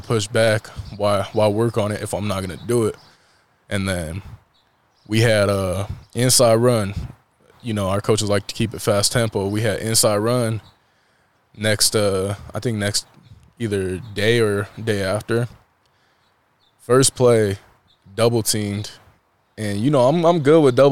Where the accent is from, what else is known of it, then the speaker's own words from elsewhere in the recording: Colorado, United States; moved away as an adult; also born or lived in Kearney, Nebraska; back in my home state.